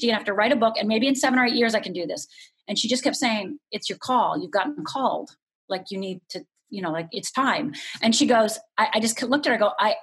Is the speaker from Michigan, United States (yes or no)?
yes; Upper Michigan, United States; moved away as an adult; also born or lived in Los Angeles; growing up in Upper Michigan